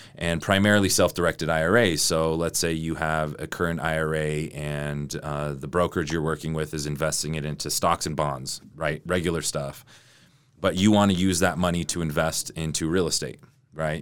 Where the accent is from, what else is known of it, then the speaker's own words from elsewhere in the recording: Sandy, Utah, United States; also born or lived in Salt Lake City, Utah; I'm from, I'm from Utah. I'm from Salt Lake. I grew up in Sandy